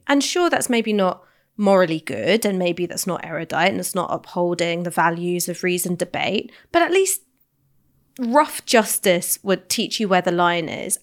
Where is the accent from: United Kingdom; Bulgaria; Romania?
United Kingdom; London; I grew up in London